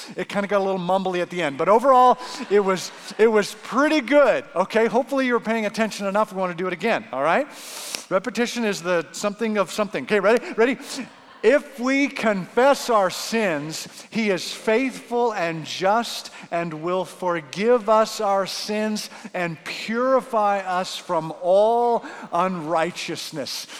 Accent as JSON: {"language": "English", "country": "Canada", "moved": "yes", "lives_now": "Arizona, United States", "said": "as a Canadian"}